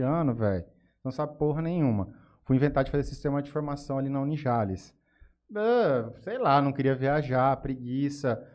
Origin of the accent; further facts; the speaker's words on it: Jales, São Paulo, Brazil; also born or lived in Cuiabá, Mato Grosso, Brazil; Vim aqui para Jales muito cedo, com meus pais eram com cinco, eu tinha cinco anos